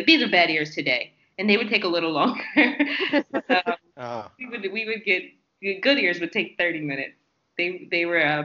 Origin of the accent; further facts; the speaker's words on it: Seaford, Delaware, United States; also born or lived in Rehoboth Beach, Delaware / Atlanta, Georgia; now in Los Angeles, United States; I'm from Seaford, Delaware.